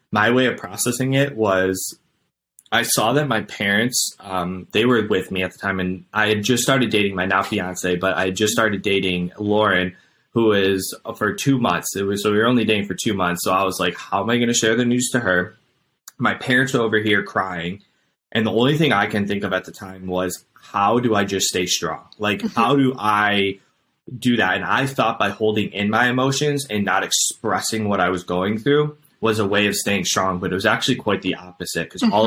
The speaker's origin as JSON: {"language": "English", "town": "Cleveland", "region": "Ohio", "country": "United States", "said": "I'm from Cleveland, Ohio."}